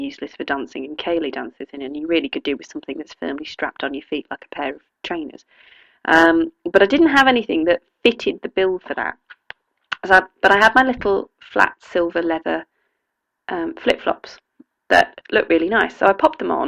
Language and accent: English; Oxfordshire, South East England, United Kingdom; I'm from Oxfordshire, and I grew up at school and went to a school that had a maypole